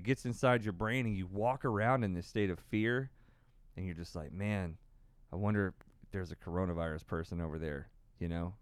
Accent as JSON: {"language": "English", "region": "Tornado Alley", "country": "United States", "tie": "born or raised there", "said": "born and raised in Tornado Alley."}